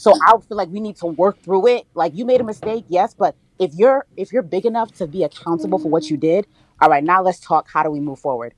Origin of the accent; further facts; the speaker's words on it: New Jersey, United States; also born or lived in New York; I'm from Jersey. Spent a lot of time in New York though, but I'm from North Jersey